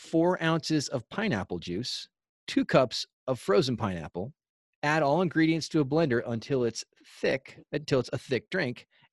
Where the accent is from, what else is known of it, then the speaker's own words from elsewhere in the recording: Southern California, United States; moved away; we're from Southern California and it's part of our culture.